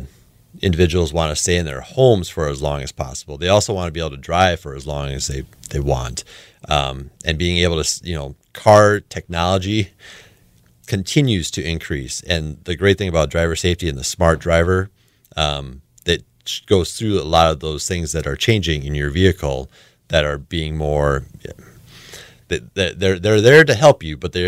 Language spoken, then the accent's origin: English; Webster, South Dakota, United States; also born or lived in Aberdeen, South Dakota; I grew up in Webster, South Dakota. I went there my whole life through high school